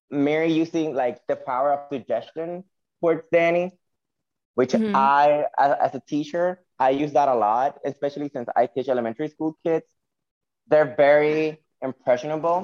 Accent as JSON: {"language": "English", "country": "Puerto Rico", "tie": "born or raised there", "accent": "Spanish", "said": "I'm from Puerto Rico"}